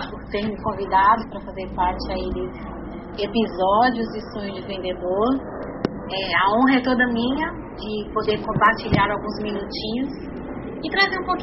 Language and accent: Portuguese; São Paulo, Brazil; moved away as an adult; also born or lived in Minas Gerais; now in Recife, Brazil; É, não conheço Minas, porque nasci, depois a gente voltou para São Paulo e passei a minha infância inteira em São Paulo. É, eu vim para cá, para Recife, em, 2000, em 97, numa, férias.